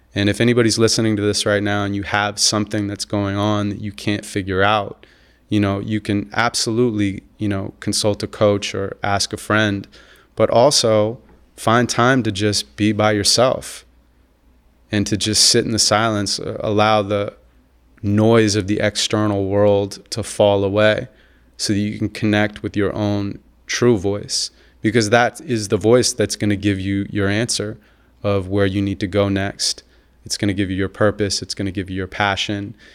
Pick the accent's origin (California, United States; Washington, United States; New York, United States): California, United States; Santa Monica; I grew up in Santa Monica, California